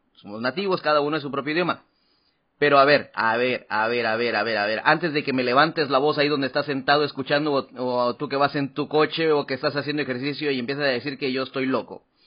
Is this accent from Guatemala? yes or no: yes; Guatemala; now in Taiwan; de Guatemala